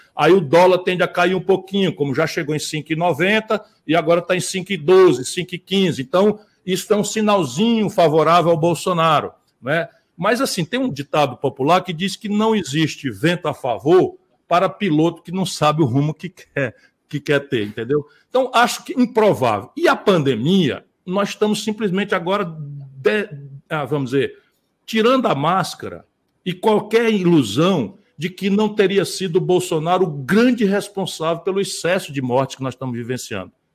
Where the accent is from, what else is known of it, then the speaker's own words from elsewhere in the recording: Northeast Region, Brazil; eu sou do Nordeste